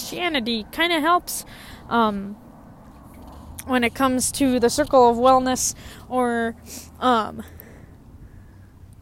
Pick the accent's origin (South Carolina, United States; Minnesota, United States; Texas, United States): Minnesota, United States; I'm American. I'm Minnesotan. I consider myself Minnesotans.